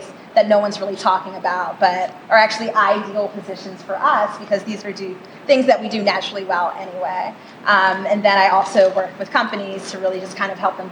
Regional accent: Greenville, North Carolina, United States; moved away as an adult; now in New York, United States; I'm from North Carolina. I grew up in Greenville.

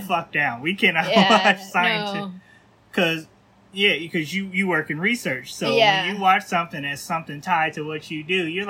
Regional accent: Midwest, United States; now in Los Angeles, United States; I'm from the Midwest.

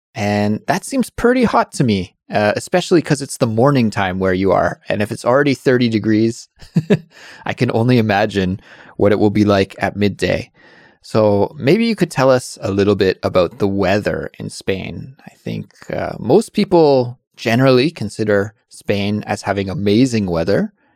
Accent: Canada; being a Canadian, because Canadians coming from a cold country

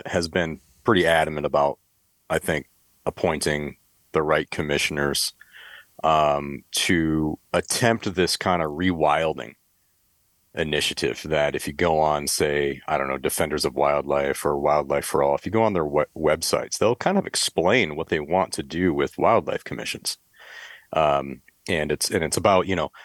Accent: Michigan, United States; now in California, United States; I grew up in Michigan, grew up hunting, kind of thought everybody hunted at one point in my life. And then I left Michigan

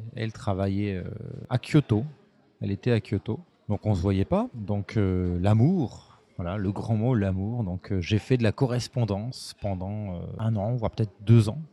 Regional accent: Montargis, Centre-Val de Loire, France; moved away as an adult; also born or lived in Paris; je suis de, je suis de Montargis, pas très loin de donc Orléans, Loiret, 45

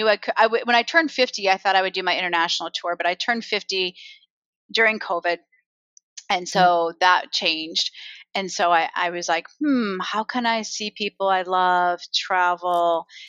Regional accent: Iowa, United States; I grew up in Iowa

